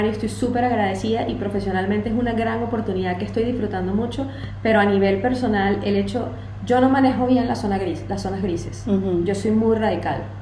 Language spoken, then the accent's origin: Spanish; Venezuela; pero yo como venezolana hablo dando golpes